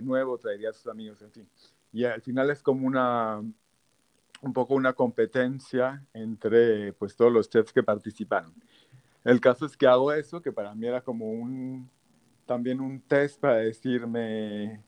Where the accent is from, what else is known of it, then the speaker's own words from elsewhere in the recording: Tabasco, Mexico; moved away as an adult; also born or lived in Aguascalientes, Mexico / Puebla, Mexico; now in Paris, France; después de Aguascalientes, me fui a Tabasco, eh, crecí en Tabasco, toda mi juventud, la prepa